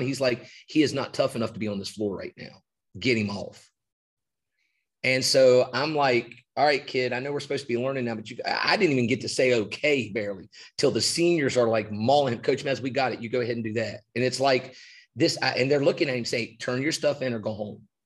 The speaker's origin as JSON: {"language": "English", "region": "West Virginia", "country": "United States", "tie": "born or raised there", "moved": "as an adult", "lives_now": "Georgetown County, South Carolina, United States", "said": "I grew up in West Virginia"}